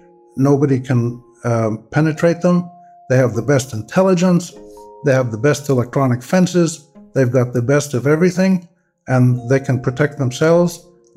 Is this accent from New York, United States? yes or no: yes; New York, United States; also born or lived in Nazareth; now in Beirut, Lebanon; I'm a Palestinian-American. I was born in New York, but my family is from Nazareth in Palestine, now Israel. And we've been there for about almost 300 years.